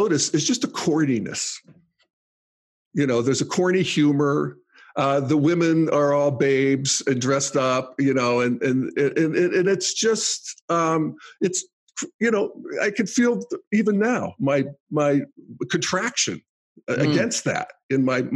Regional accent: Western Pennsylvania, United States; moved away; I grew up in Western Pennsylvania, conservative traditionalism

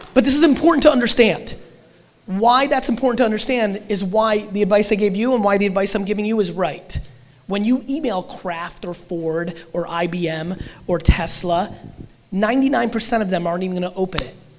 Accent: Russia; moved away; I was born in Russia

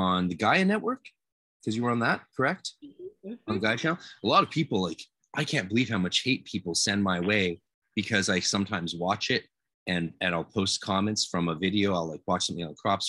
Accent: Canada; I'm Canadian

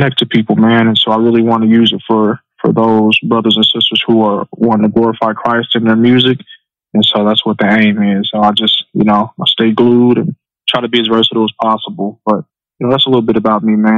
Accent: Central Illinois, United States; moved away as an adult; now in Southern California, United States; Right now I'm living out in Southern California, but I'm originally from Central Illinois

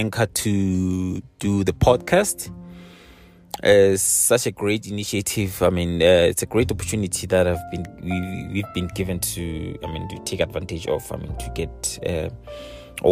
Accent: South Africa

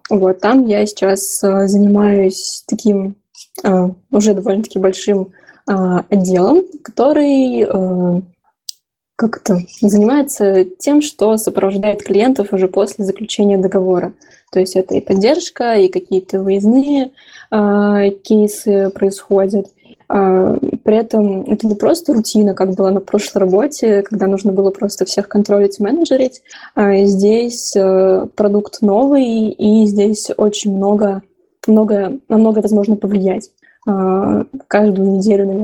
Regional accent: Dimitrovgrad, Ulyanovsk Oblast, Russia; Собственно, я сама из Ульяновской области, из города прекраснейшего Димитровград

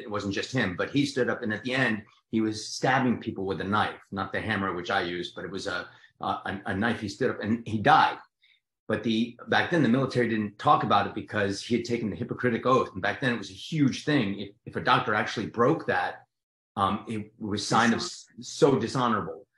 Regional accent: New Jersey, United States; accent: Jersey; I'm from Jersey, so I talk like this

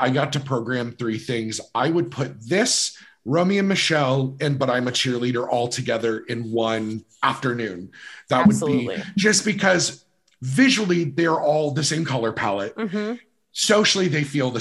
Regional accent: Virginia, United States; moved away; where I lived in Virginia that we were just close enough to DC

